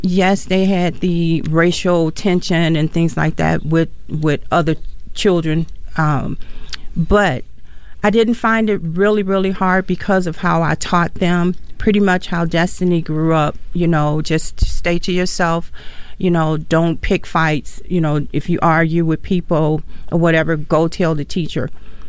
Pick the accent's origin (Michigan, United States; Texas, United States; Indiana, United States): Indiana, United States; Gary; now in Mankato, United States; I came from Gary, Indiana.